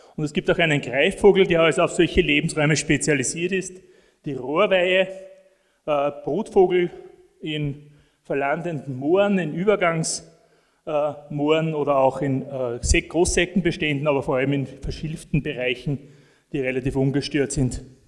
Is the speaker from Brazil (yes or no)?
no; northern edge of the Alps, Austria; da, wo ich herkomme, aus dem nördlichen Alpenrand